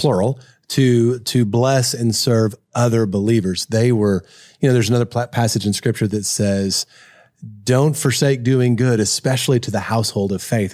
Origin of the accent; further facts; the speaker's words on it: Kentucky, United States; I grew up in Kentucky.